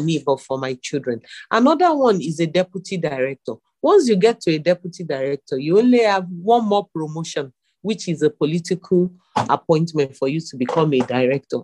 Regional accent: Nigeria; As a Nigerian

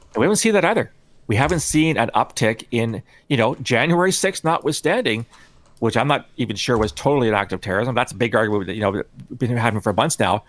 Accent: Canada; I'm Canadian

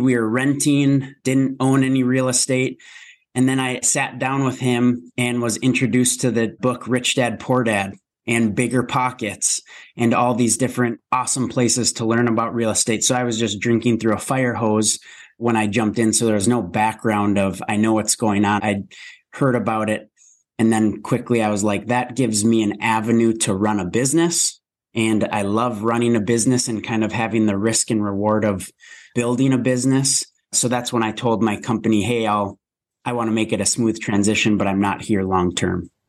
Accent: Minnesota, United States; born and raised in Minnesota

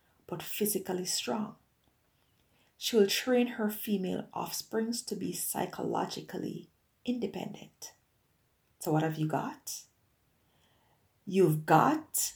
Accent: Jamaica; growing up in Jamaica

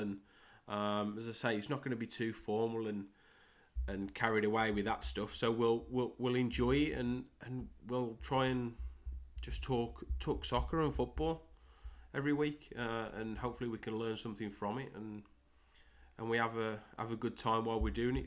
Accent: Great Wyrley, West Midlands, United Kingdom; accent: Midlands; moved away as an adult; I'm from a small village in England called Great Worley. Um, born and, born and raised there. Um, till I was twenty-six

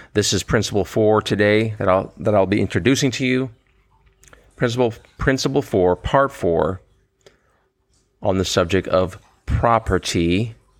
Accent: United States; as an American

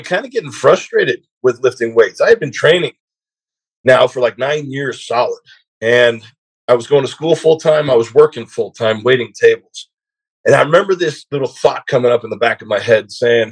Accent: South Georgia, United States; also born or lived in Southern California; I just moved from Southern California to South Georgia

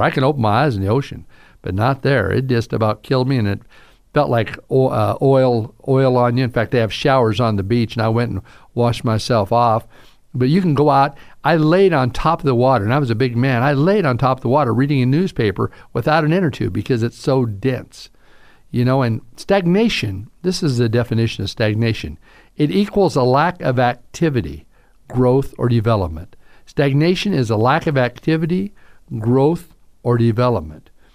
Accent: Southern, United States; accent: Southern drawl; I have this Southern drawl

